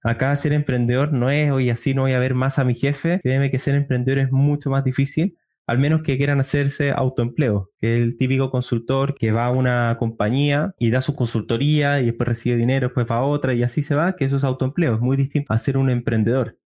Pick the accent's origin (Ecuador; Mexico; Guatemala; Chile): Chile; yo soy de Chile